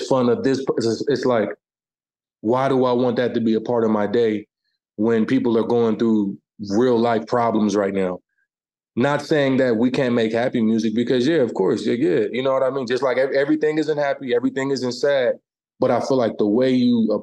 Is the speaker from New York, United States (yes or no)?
no; Omaha, Nebraska, United States; my hometown of Omaha